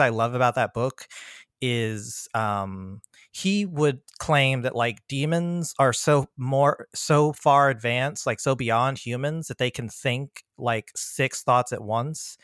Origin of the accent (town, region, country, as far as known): PG County, Maryland, United States; born or raised there; also born or lived in Virginia